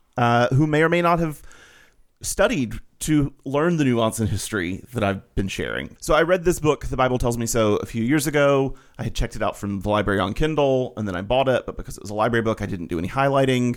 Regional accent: Alabama, United States; I grew up Baptist in Alabama

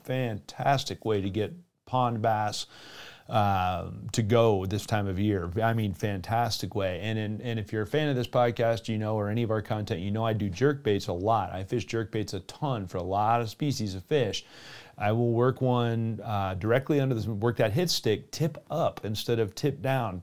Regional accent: Colorado, United States; in my hometown, there are little bass ponds here and there

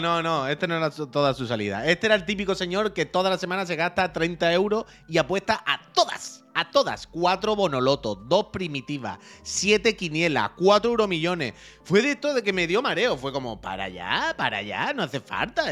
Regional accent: Chiclana de la Frontera, Andalusia, Spain; also born or lived in Seville; cuando era niño en Chiclana con mi padre

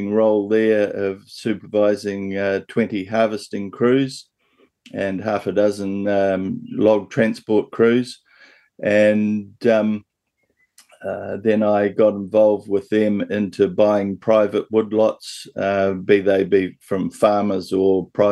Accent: Central North Island, New Zealand; also born or lived in Bay of Islands, New Zealand; now in Papamoa, New Zealand; I was born and raised in Awakuni in Central North Island

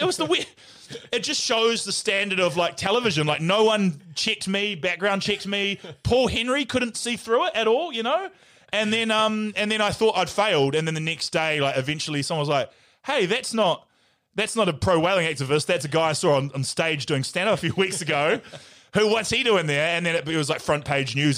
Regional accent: Nelson, New Zealand; moved away; I grew up in Nelson where we didn't really have gangs.

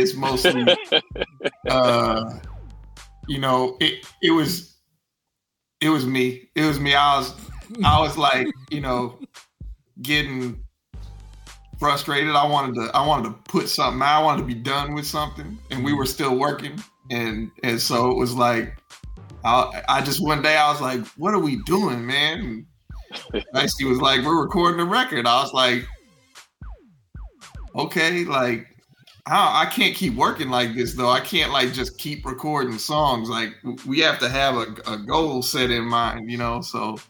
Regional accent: Kentucky, United States; You know, we're from Kentucky, so it's, you know, Eastern Kentucky is cold country.

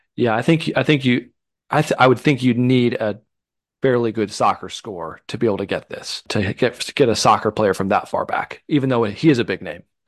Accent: the North, Midwest, United States; Growing up in the North

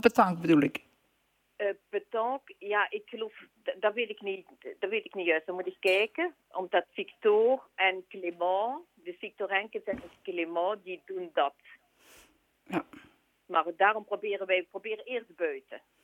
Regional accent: Sint-Pieters-Voeren, Flanders, Belgium; ik zelf van Sint-Pieter ben

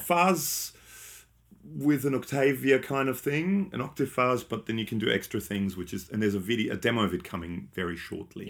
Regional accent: Australia; we're from Australia

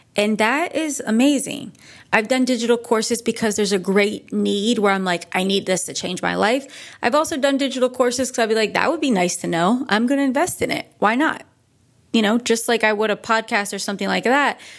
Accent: Northeast, United States; now in California, United States; I'm from the Northeast.

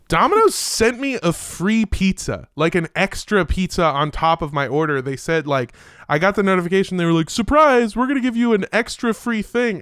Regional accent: United States; as an American

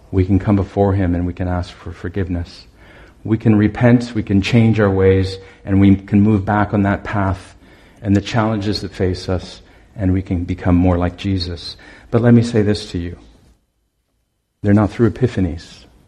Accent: Owen Sound, Ontario, Canada; moved away; I'm from Owen Sound originally, and I'd returned there to work for them for a summer

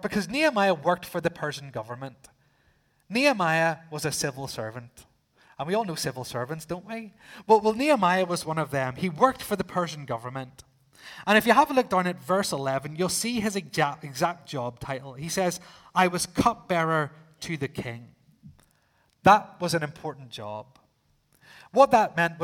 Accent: Northern Ireland, United Kingdom; being from the island, I said, yes, I am.

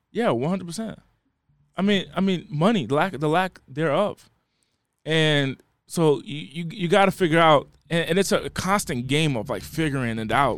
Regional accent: East Coast, United States; moved away as an adult; now in Los Angeles, United States; I'm from the East Coast. I just moved to L A.

